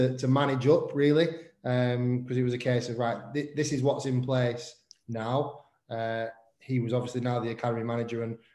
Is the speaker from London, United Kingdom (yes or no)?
no; Preston, North West England, United Kingdom; I'm from Preston, local to Preston